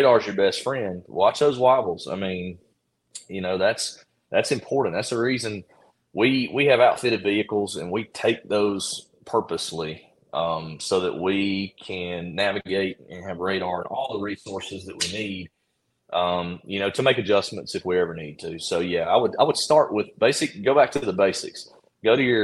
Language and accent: English; the South, United States; We're from the South